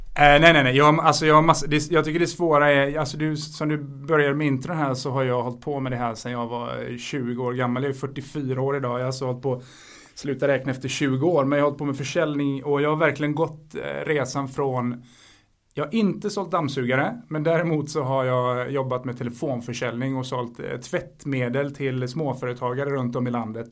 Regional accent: Sweden; also born or lived in Spain; jag är svensk och jag är spansk

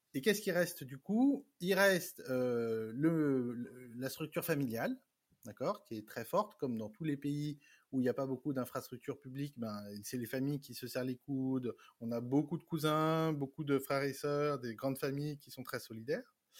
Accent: France; moved away as an adult; also born or lived in Vietnam; now in Paris, France; je suis né en France, d'un papa vietnamien, d'une mère française. J'ai grandi, j'ai fait mes études en France.

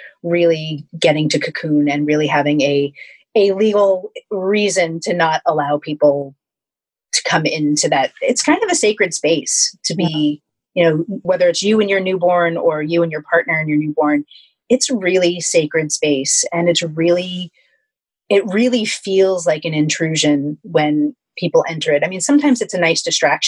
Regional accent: New Jersey, United States; I grew up in New Jersey

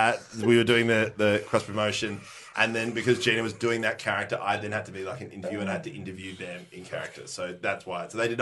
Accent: Netherlands; I am from Holland.

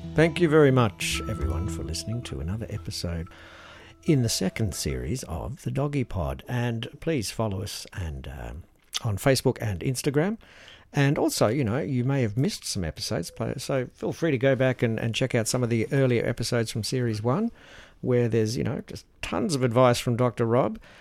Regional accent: Australia; our isolation here in Australia

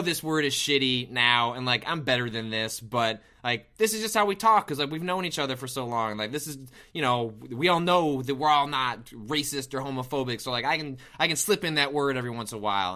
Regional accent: outside of Chicago, Illinois, United States; I didn't grow up in Chicago, I grew up outside of Chicago

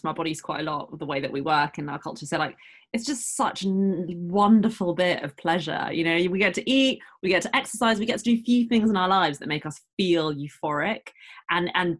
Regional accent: United Kingdom; we are very silly British Asians

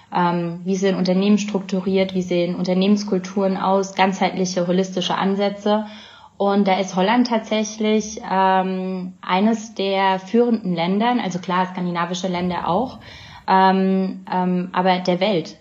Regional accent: Bavaria, Germany; moved away as an adult; now in Amsterdam, Netherlands; wir zurück in mein Heimatdorf gezogen sind, eine Gemeinde in, in Bayern

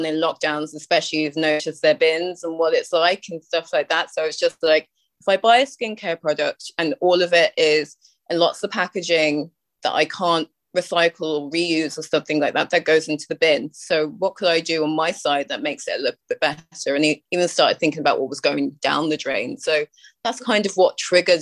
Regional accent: United Kingdom; now in Ireland; because I'm from the UK, obviously, by my accent

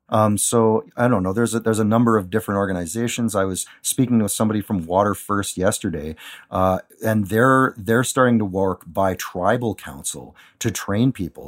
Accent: Thunder Bay, Ontario, Canada; I'm from Thunder Bay.

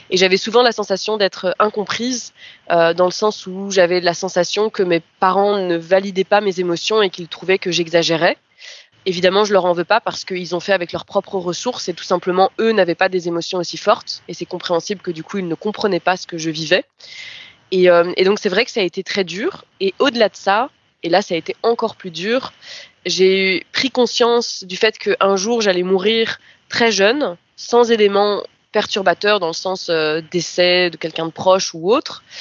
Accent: France; also born or lived in Brazil; now in Belgium; j'ai vécu au Brésil quelques années et que je suis française à la base. Euh, je suis ensuite revenue en Belgique

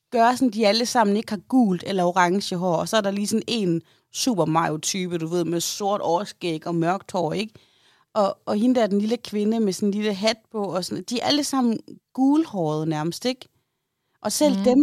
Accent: Aarhus, Central Denmark Region, Denmark; er fordi ude i Aarhus Nord, der siger vi Kalaha.

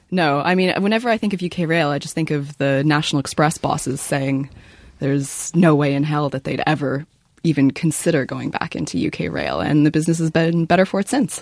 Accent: Canada; I'm Canadian.

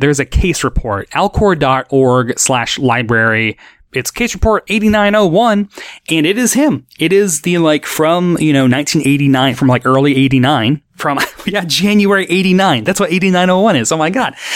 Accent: Nashville, Tennessee, United States; growing up in Nashville, like the Nashville area of Tennessee

